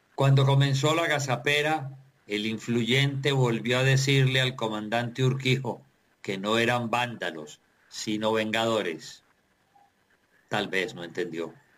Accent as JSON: {"language": "Spanish", "town": "Tuluá", "region": "Valle del Cauca", "country": "Colombia"}